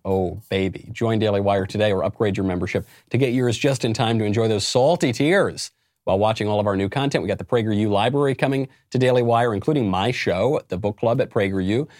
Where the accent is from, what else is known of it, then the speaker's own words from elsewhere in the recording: New York, United States; my home state of New York